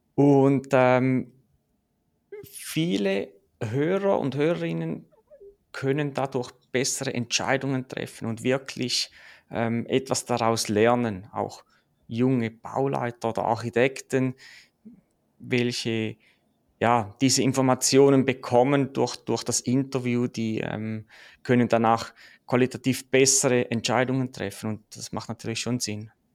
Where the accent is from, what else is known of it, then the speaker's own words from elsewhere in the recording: Switzerland; ich komme aus der Schweiz, wie man es vielleicht hört